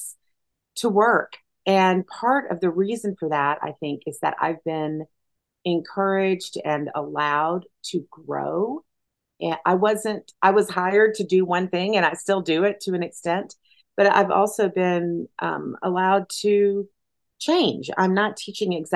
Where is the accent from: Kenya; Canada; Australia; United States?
United States; McMinn County, Tennessee; moved away as an adult; also born or lived in Madison, Wisconsin; I'm a woman who's from the South. I grew up in Tennessee